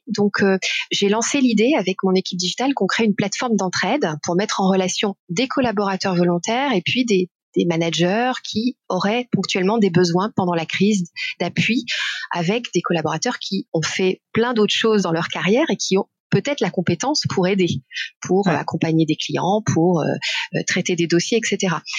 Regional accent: Besançon, Bourgogne-Franche-Comté, France; born or raised there; moved away as an adult

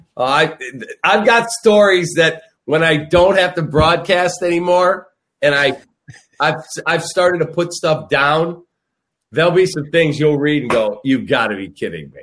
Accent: Chicago, Illinois, United States; born or raised there

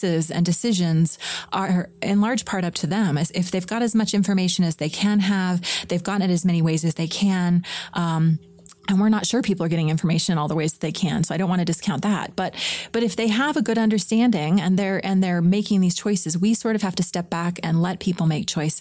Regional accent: Florida, United States; I grew up in Florida. It rained on one side of the street and not the other.

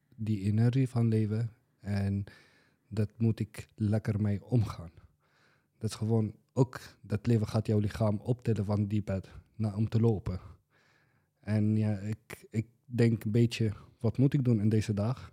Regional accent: Syria; Dutch is a second language; moved away as an adult; now in Boxmeer, Netherlands; ik kom uit Syrië, zelf origineel. En nu woon ik in Boksmeer, Brabant.

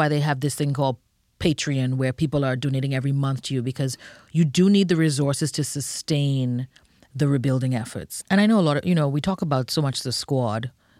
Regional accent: Bahamas; now in United States; You know, I think one of the things that I love is that it's a very neighborhood, family feel. You know, that's something that I carried with me when I came to the United States.

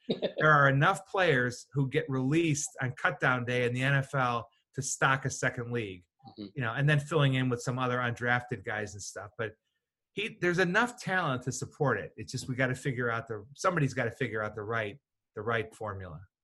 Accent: Chicago, Illinois, United States; moved away; Chicago, sir, White Sox, not Cubs

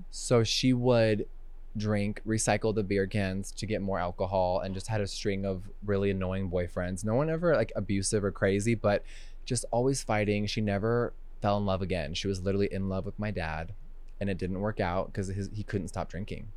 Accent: Huntington Beach, California, United States; moved away as an adult; also born or lived in Los Angeles; now in Wyoming, United States; I'm from Huntington Beach, seven one four

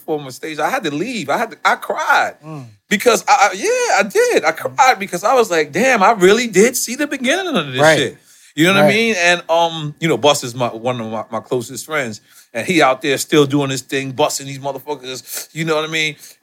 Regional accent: New York City, New York, United States; I'm from Left Back

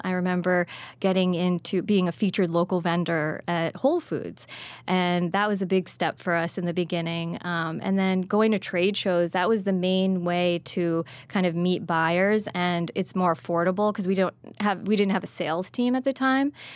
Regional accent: New Jersey, United States; I grew up in Jersey

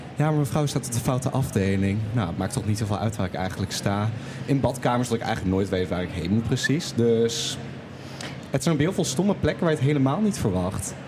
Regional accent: Twente, Overijssel, Netherlands; now in Groningen, Netherlands; Ik kom uit Twente

